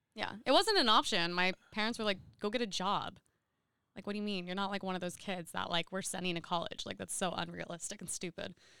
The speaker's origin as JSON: {"language": "English", "town": "Seal Beach", "region": "California", "country": "United States", "tie": "born or raised there", "said": "I grew up in Seal Beach"}